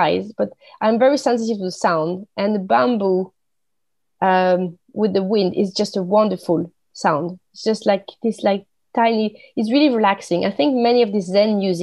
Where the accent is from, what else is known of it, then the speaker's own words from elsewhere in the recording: France; English is a second language; moved away as an adult; now in Sweden; I born and raised in France, living in Sweden now for many years